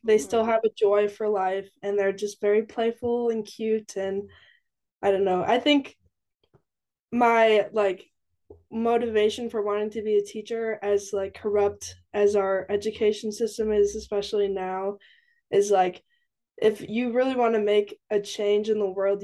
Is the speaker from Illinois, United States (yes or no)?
no; Edgerton, Wisconsin, United States; moved away as an adult; now in Stevens Point, United States; I am from Edgerton, Wisconsin, which is about 20 minutes south of Madison, Wisconsin. And I'm currently in Stevens Point